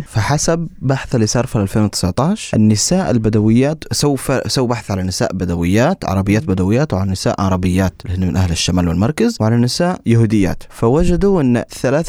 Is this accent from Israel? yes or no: yes; Negev, Southern District, Israel; عندنا في النقب